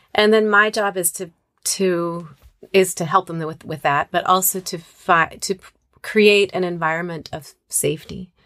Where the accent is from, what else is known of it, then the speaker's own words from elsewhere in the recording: Moscow, Idaho, United States; moved away as an adult; also born or lived in Arizona / Chicago; I grew up in Moscow, Idaho